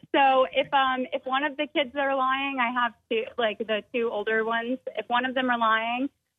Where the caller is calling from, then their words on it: Summerville, South Carolina, United States; I'm calling from Somerville, South Carolina.